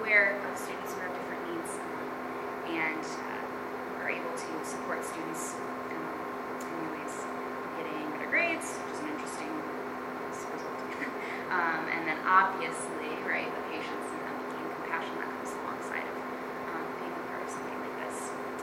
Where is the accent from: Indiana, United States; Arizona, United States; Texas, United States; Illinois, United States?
Illinois, United States; Chicago; now in Holland, United States; growing up in Chicago, there wasn't anything like unified sports.